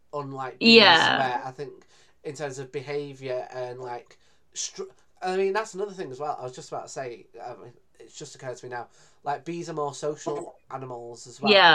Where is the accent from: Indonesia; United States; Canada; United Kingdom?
United Kingdom; Greater Manchester, North West England; I'm pretty much from Manchester, even though I'm from the city next door